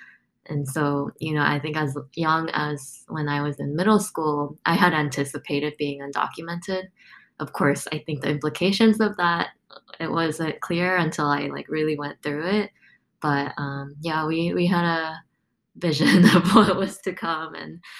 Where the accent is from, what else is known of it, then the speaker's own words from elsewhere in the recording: South Korea; born there; But to tell you a little bit about my story, I was born in South Korea.